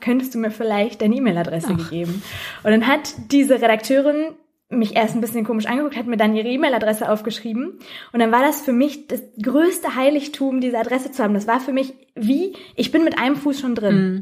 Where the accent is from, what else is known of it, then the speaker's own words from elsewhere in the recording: near Recklinghausen, North Rhine-Westphalia, Germany; in Recklinghausen, äh, direkt bei meiner Heimatstadt